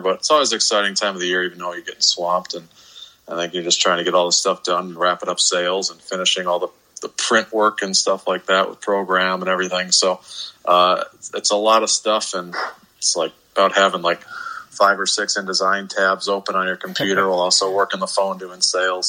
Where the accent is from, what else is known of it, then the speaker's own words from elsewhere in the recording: Beloit, Wisconsin, United States; growing up in the Beloit area